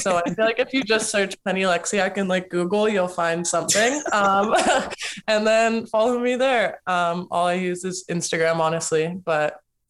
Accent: Toronto, Ontario, Canada; I'm also a Toronto girl.

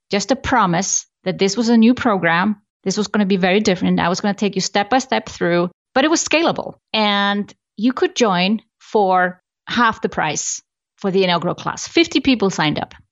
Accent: Iceland; I come from Iceland, I love Iceland

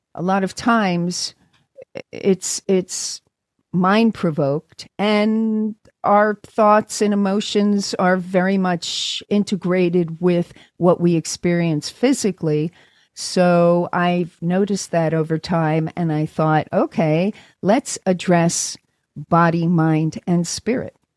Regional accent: New York City, New York, United States; moved away as an adult; also born or lived in London / California; now in Los Angeles, United States; I grew up in New York and in, uh, in Brooklyn. I was born in Brooklyn

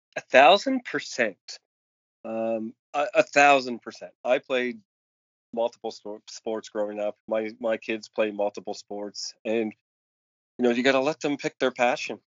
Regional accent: Cole Harbour, Nova Scotia, Canada; my hometown of Cole Harbor

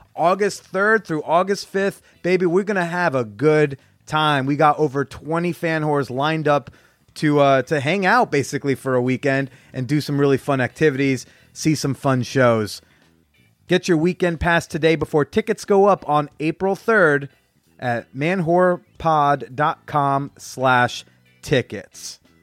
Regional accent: Bergen County, New Jersey, United States; I grew up in Bergen County, New Jersey.

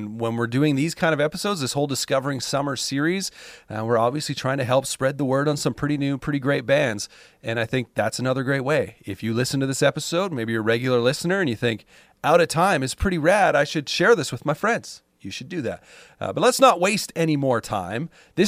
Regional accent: Canada; As a Canadian, I'm like, yeah, hockey, it makes sense.

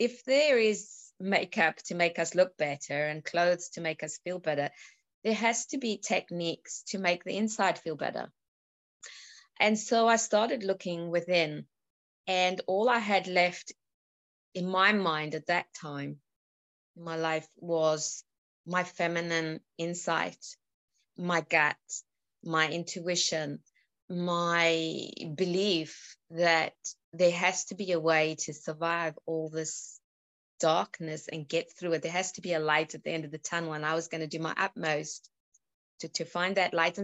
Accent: South Africa; now in United Kingdom; I was born in South Africa. I live in the UK

